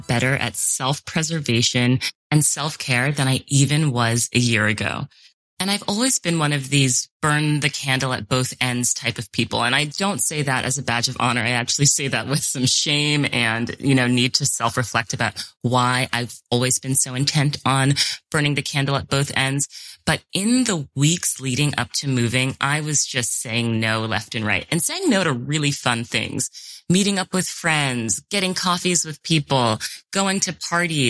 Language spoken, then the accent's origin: English; New York City, New York, United States; moved away as an adult; how much of my identity is tied to being a New Yorker, because that is so much of what I know, and it's my life, and it's where I grew up